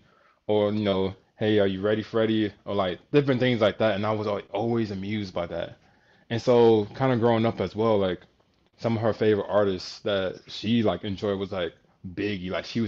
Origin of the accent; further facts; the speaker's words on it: Suwanee, Georgia, United States; Yeah. Swanee, Georgia.